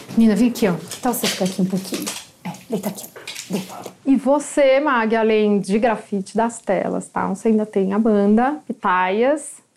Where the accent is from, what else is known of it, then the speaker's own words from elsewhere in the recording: São Paulo, Brazil; eu sou de São Paulo, sempre vivi